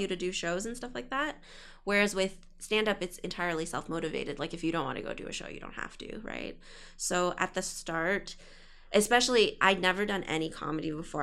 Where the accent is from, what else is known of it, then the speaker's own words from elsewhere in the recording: Ottawa, Ontario, Canada; moved away as an adult; now in Toronto, Canada; I did high school there